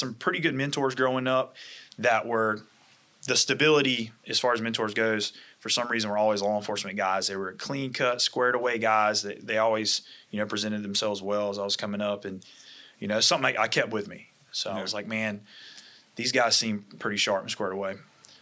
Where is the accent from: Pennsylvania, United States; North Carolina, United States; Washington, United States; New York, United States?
North Carolina, United States; Wilson; moved away; also born or lived in Florida; Initially in a smaller town, population maybe 40,000, 50,000. Wilson, North Carolina is about 2 hours from here, right outside of Raleigh